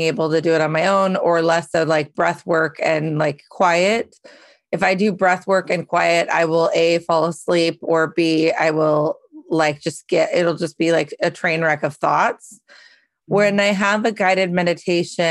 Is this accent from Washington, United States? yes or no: yes; Carnation, Washington, United States; I grew up in Carnation, Washington